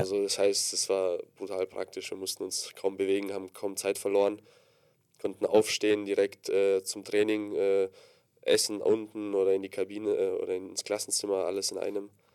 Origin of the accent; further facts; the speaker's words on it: Gdańsk, Pomeranian Voivodeship, Poland; moved away; Ich bin geboren, ja, ich komme jetzt nicht aus der Fabrik, äh, in Danzig in Polen